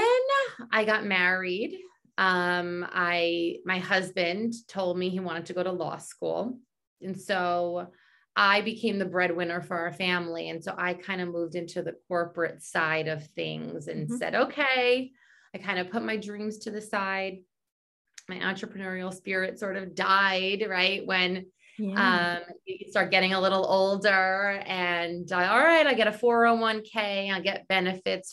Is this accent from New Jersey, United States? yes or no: yes; New Jersey, United States; also born or lived in New York City, New York; grew up in New York City, and then we moved when I was 8 years old to the suburbs somewhere in New Jersey in the United States